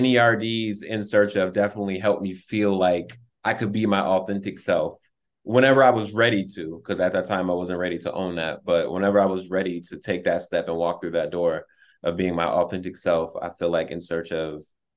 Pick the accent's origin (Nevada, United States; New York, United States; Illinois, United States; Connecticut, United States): New York, United States; Buffalo; also born or lived in Louisiana; Like, I was born in Louisiana and I was a military brat, so I was moving all over the place. And then I grew up in Buffalo, New York. So I got there when I was like 7, 8.